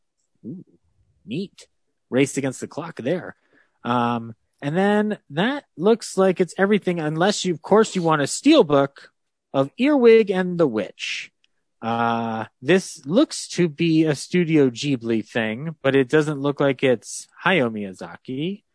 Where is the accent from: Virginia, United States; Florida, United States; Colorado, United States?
Colorado, United States; I grew up in Colorado.